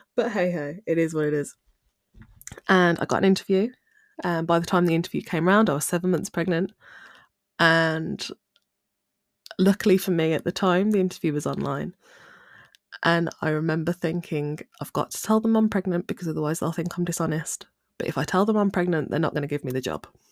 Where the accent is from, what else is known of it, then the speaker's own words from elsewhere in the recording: Midlands, United Kingdom; I'm from the Midlands